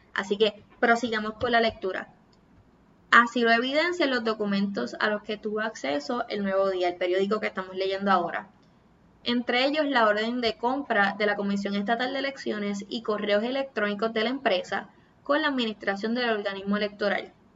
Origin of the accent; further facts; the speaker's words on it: Puerto Rico; Soy boricua